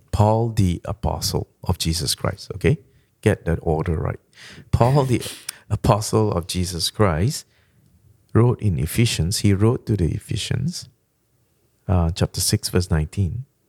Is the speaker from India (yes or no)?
no; Malaysia; first language Malay; English is a second language; moved away; I came from Malaysia. Our first language is Malay